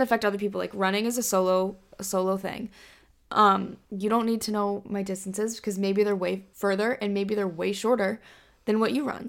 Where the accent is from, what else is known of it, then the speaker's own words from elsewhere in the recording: Hong Kong; now in United States; growing up in Asia, in Hong Kong, we learned Mandarin in school.